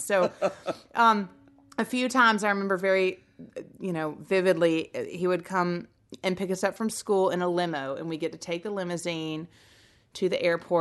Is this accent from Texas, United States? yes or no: no; Nashville, Tennessee, United States; also born or lived in Cullman, Alabama; I was born in Coleman, Alabama, and left there when I was three and came here to Nashville.